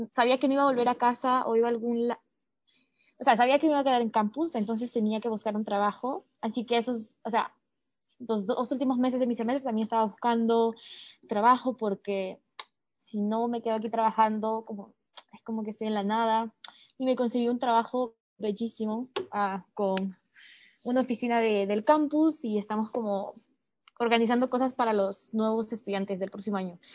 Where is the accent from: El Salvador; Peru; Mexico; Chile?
Peru; moved away; also born or lived in Singapore; desde que me fui de Perú